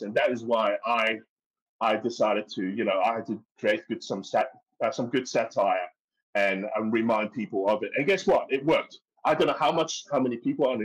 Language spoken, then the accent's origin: English; Hong Kong; now in Australia; I'm Chinese. I'm from Hong Kong. I speak Cantonese.